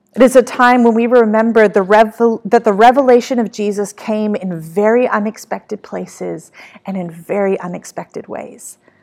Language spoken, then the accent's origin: English; Australia; moved away as an adult; now in California, United States; My hometown of Australia